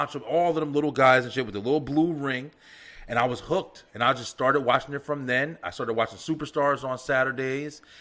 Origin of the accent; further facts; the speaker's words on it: New Jersey, United States; I'm from Jersey